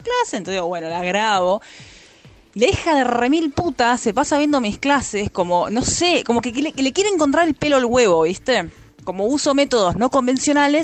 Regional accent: Argentina; yo soy argentina

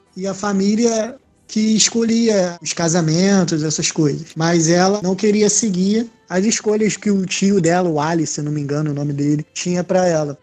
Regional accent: Rio de Janeiro, Brazil; cria, nascido e criado em Realengo

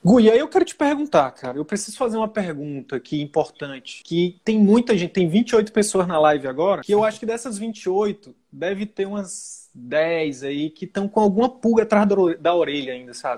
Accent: Northeast Region, Brazil; eu sou nordestino

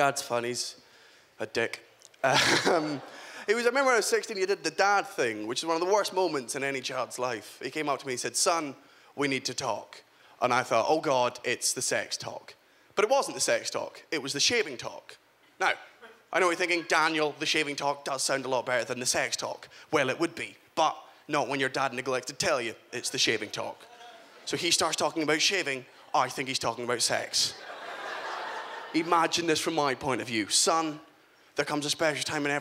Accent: Scotland, United Kingdom; also born or lived in England; I'm from Scotland. I was born in England, but I do consider myself fully Scottish

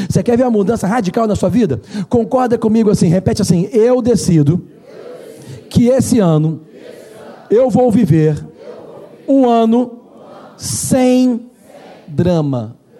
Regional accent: Brazil; a gente é brasileiro

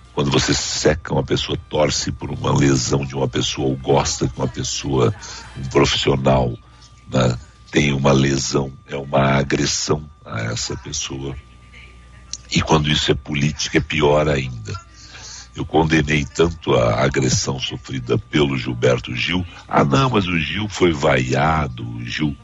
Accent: Brazil; Eu nasci no Brasil, sou criado no Brasil. Meu pai é brasileiro, minha mãe era espanhola

